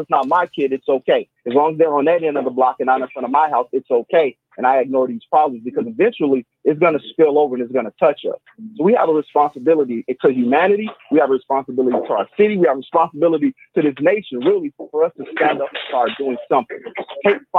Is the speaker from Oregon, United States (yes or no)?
no; Chicago, Illinois, United States; also born or lived in North Lawndale, Chicago; I'm a resident of the West Side. I was born in Austin. I live in North Lyndale today